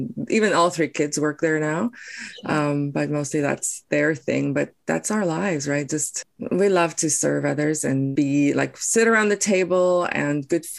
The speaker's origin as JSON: {"language": "English", "country": "South Africa", "tie": "born or raised there", "also_born_or_lived": "Taiwan", "first_language": "Afrikaans", "second_language": "English", "moved": "as an adult", "lives_now": "Surrey, Canada", "said": "I was born and raised in South Africa, as my story was."}